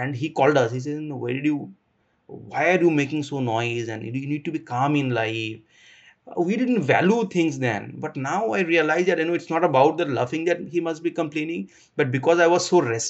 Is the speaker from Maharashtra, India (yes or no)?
no; Assam, India; also born or lived in Bangalore; I am from Assam